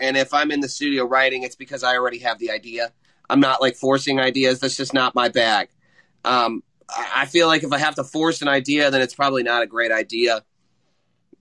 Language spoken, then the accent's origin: English; Franklin, Indiana, United States; I'm from Franklin, Indiana